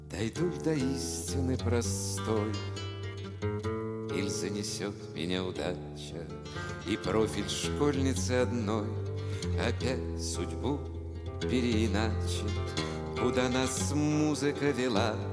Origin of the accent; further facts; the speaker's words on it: Sloviansk, Donetsk Oblast, Ukraine; now in Russia; Я сам из Славянска Донецкой области и сейчас, угу. естественно, живу в России.